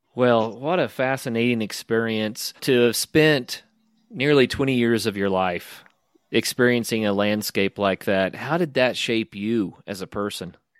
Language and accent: English; the American West, United States; I'm from the American West, where we have, you know, national forest land